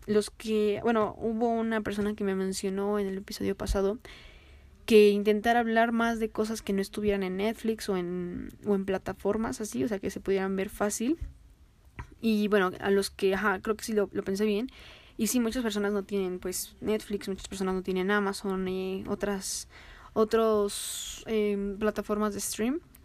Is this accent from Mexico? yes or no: yes; Mexico; así como somos nosotros los mexicanos